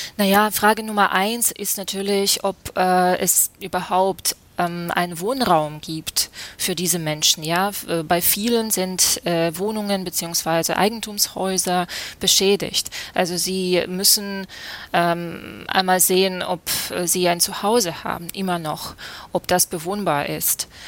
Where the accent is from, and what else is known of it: Kharkiv, Kharkiv Oblast, Ukraine; born or raised there; German is a second language; moved away as an adult; now in Germany